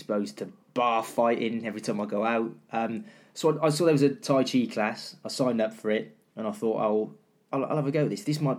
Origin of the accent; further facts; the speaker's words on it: Cardiff, Wales, United Kingdom; I was getting away from Cardiff and I went down to Falmouth, down by the sea in Cornwall